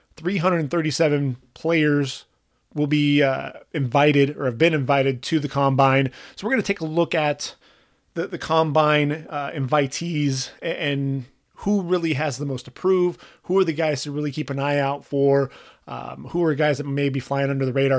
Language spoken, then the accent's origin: English; Orange County, California, United States; I grew up in Orange County